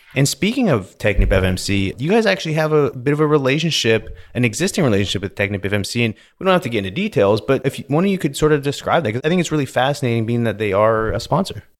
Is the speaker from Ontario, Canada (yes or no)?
no; British Columbia, Canada; now in Houston, United States; Growing up in British Columbia, lots of mountains